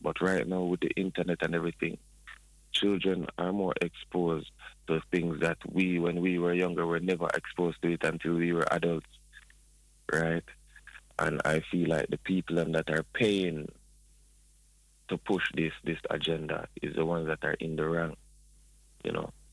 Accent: Spanish Town, Saint Catherine, Jamaica; now in Toronto, Canada; I am a Jamaican, I'm um, born in Spanish Town

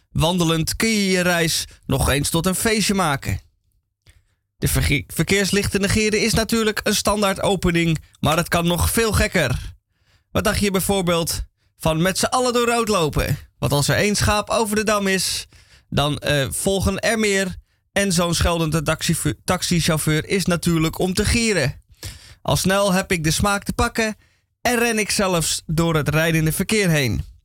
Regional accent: Amsterdam, North Holland, Netherlands; Als Amsterdammer ga je met de fiets. De tweewieler is je beste vriend

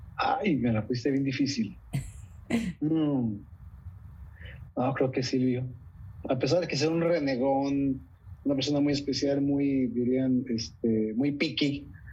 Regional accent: Coahuila, Mexico; moved away as an adult; also born or lived in Montenegro; now in Netherlands; en mi tierra

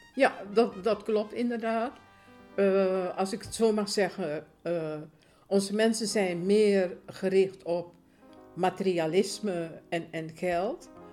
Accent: Suriname; now in Netherlands; Ik ben geboren in Suriname

